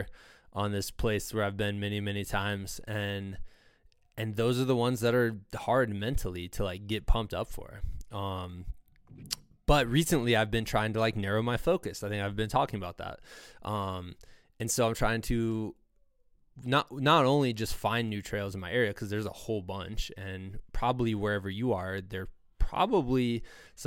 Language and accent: English; Iowa, United States; growing up in Iowa